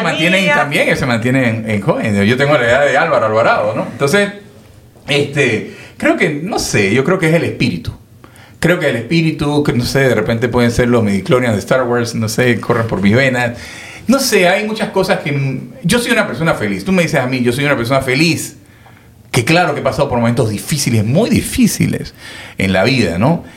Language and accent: Spanish; Panama; yo soy panameño